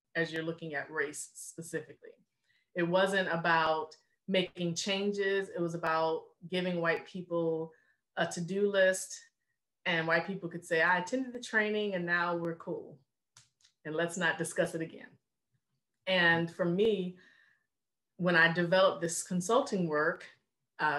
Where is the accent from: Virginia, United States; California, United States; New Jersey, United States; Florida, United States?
Virginia, United States; Richmond; moved away as an adult; also born or lived in North Carolina; now in Baltimore, United States; I'm born and raised in Richmond, Virginia